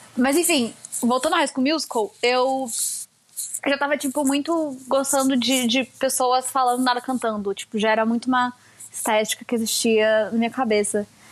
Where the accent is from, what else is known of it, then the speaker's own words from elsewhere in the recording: São Paulo, Brazil; also born or lived in Curitiba, Paraná, Brazil; eu nasci em Curitiba e vim para São Paulo